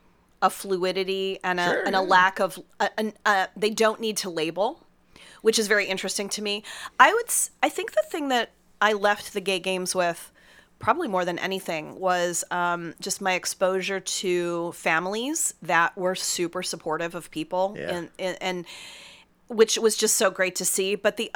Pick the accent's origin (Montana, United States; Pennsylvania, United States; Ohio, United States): Pennsylvania, United States; Pittsburgh; born or raised there; moved away